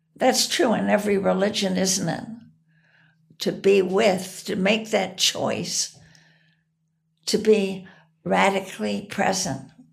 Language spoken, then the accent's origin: English; United States; as an American here in this country